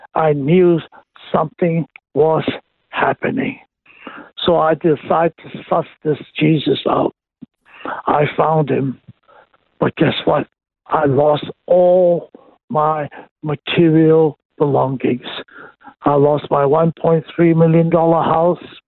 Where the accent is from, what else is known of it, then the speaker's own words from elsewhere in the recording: Hong Kong; I was born and raised in Hong Kong.